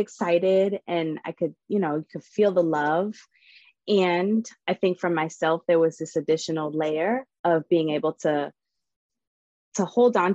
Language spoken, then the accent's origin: English; Boston, Massachusetts, United States; moved away; also born or lived in Arizona; born and raised in Boston, my mother's Italian and my father's Dominican